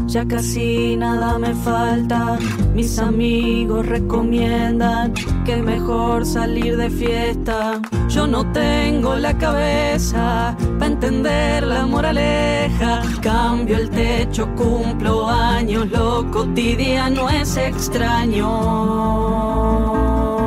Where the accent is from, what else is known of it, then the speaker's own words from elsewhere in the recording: Tucumán, Argentina; soy de Tucumán y soy cantautora